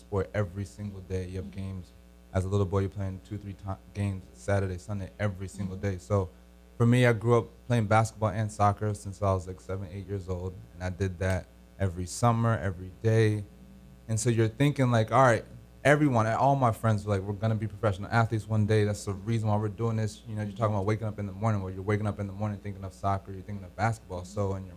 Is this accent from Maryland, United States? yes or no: yes; Maryland, United States; also born or lived in Jamaica; I grew up in the system from Maryland, grew up with all my other African Americans playing the sport as well.